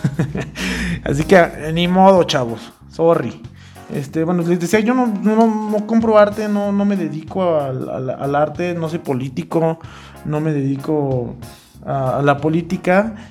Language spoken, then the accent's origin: Spanish; Mexico; a mí, como mexicano